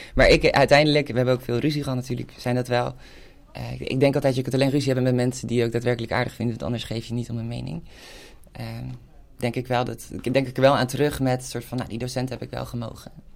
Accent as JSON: {"language": "Dutch", "town": "Hilversum", "region": "North Holland", "country": "Netherlands", "tie": "born or raised there", "said": "ik kom uit een wijk die is in de jaren 60 gebouwd, uh, in Kerkenlanden"}